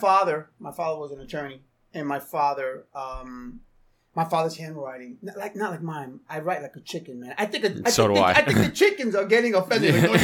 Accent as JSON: {"language": "English", "town": "North Bergen", "region": "New Jersey", "country": "United States", "tie": "born or raised there", "also_born_or_lived": "Florida", "said": "I was born and raised in Jersey. I'm a North Bergen kid."}